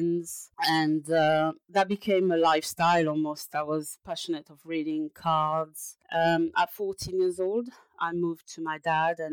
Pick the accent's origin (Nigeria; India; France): France; now in London, United Kingdom; I'm a French person